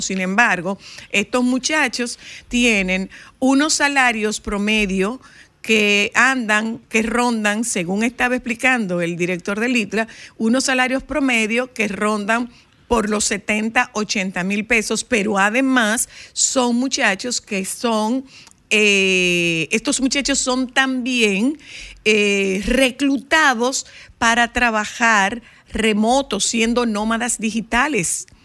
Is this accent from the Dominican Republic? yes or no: yes; Dominican Republic; mi pueblo que no tiene malecón